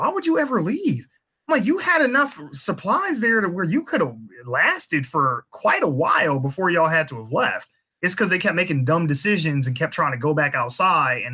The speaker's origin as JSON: {"language": "English", "town": "Flint", "region": "Michigan", "country": "United States", "tie": "born or raised there", "said": "I had grew up in Flint. I don't currently live there, but that's my hometown."}